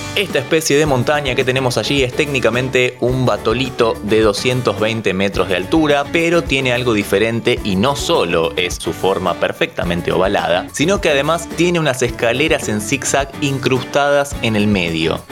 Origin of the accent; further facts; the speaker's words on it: Argentina; en Argentina al menos conocemos como hamacas paraguayas